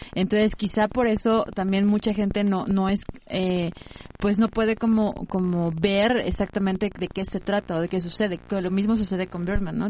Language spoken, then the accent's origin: Spanish; Mexico; como mexicanos